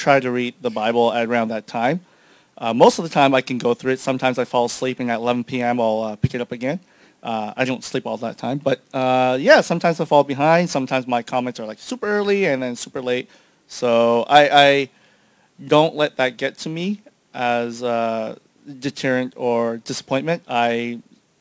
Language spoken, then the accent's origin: English; Canada; I'm from Canada